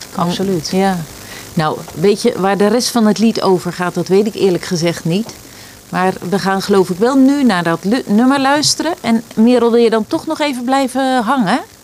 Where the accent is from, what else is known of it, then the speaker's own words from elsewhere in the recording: Rijnsburg, South Holland, Netherlands; now in Valkenburg, Netherlands; ik kom uit Rijnsburg en nu woon ik in Valkenburg